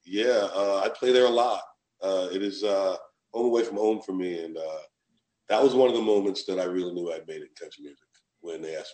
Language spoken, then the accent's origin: English; Southern United States, United States; And I'm so proud of being a Southerner that made it even more cool.